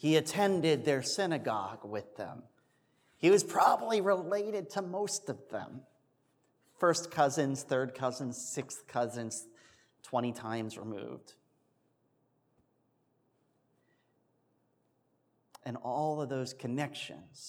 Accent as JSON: {"language": "English", "region": "Pennsylvania", "country": "United States"}